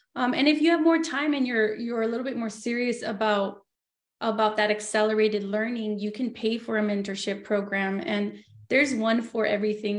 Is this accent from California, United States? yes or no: yes; Los Angeles, California, United States; moved away as an adult; now in Yucca Valley, United States; I was born and raised in Los Angeles, but now I live in Yucca Valley